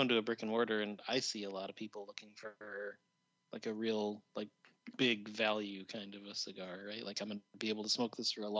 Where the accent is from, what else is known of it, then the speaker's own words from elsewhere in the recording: Midwest, United States; as a Midwesterner